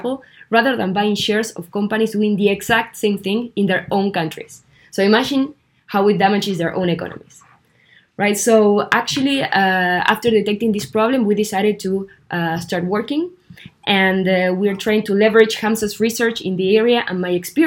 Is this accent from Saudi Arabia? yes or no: no; Argentina; moved away as an adult; now in France; I come from Argentina